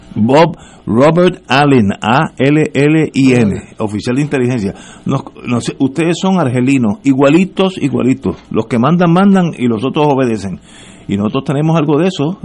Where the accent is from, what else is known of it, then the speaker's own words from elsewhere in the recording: Puerto Rico; soy puertorriqueño, así que conozco el puertorriqueño bastante bien